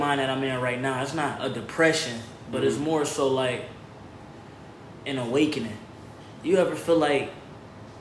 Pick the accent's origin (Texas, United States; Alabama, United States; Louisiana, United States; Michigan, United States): Michigan, United States; Detroit; moved away as an adult; now in California, United States; I'm from Detroit, Michigan